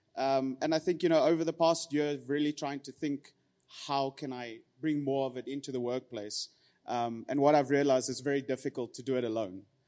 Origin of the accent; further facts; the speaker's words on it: Pretoria, Gauteng, South Africa; born and raised in Pretoria